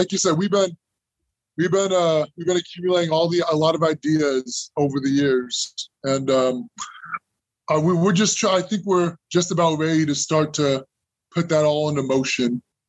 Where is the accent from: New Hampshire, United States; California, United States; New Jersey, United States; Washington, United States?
California, United States; I'm from California